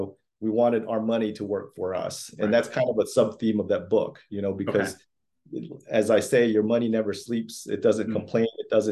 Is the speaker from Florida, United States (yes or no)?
yes; Florida, United States; also born or lived in Philippines; I was born in the Philippines. {S0} Okay. {S1} I learned English, you know, in kindergarten and went through public schools in Florida where my family came up